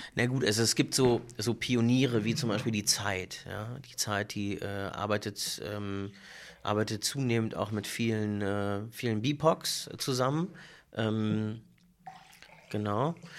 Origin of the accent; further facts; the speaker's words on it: Berlin, Germany; ich bin Berliner und hab, äh, israelische Wurzeln